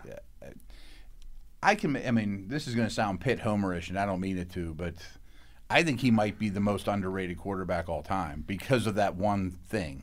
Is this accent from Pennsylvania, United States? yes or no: yes; Pittsburgh, Pennsylvania, United States; moved away; I grew up in Pittsburgh